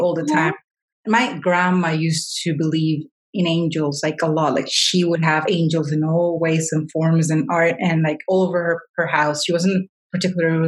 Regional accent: Colombia; I'm Colombian

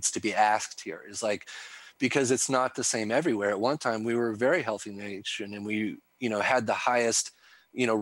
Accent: the Ozarks, United States; I'm a hillbilly from the Ozarks

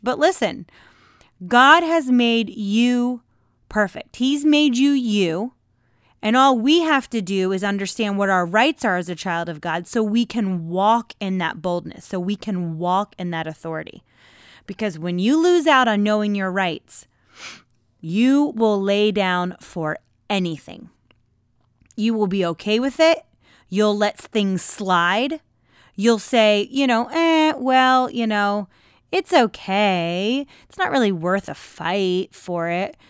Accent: United States

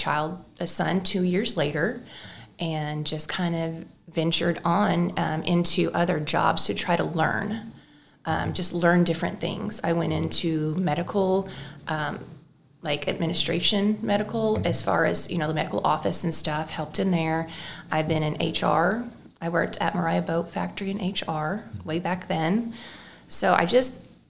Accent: West Frankfort, Illinois, United States; I was born and raised in West Frankfort, Illinois, so not far from here in Marion

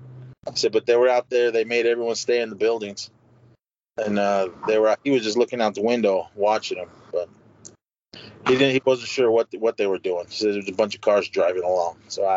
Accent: Oakland, California, United States; my hometown, in downtown Oakland

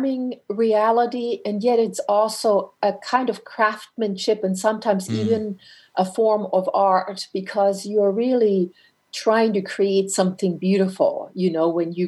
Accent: Franconia, northern Bavaria, Germany; moved away; also born or lived in North America; I grew up in Franconia, which is in northern Bavaria

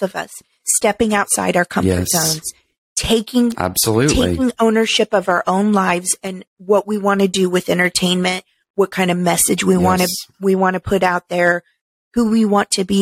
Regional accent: Midwest, United States; moved away; I was raised in the Midwest

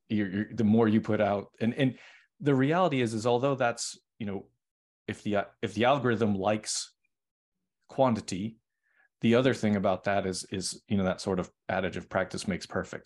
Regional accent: Boston, Massachusetts, United States; moved away; I'm originally from Boston.

